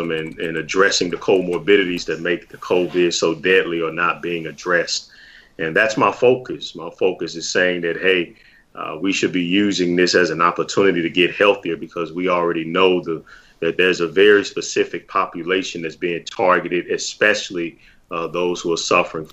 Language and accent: English; St. Louis, Missouri, United States; I'm born and raised in St. Louis, Missouri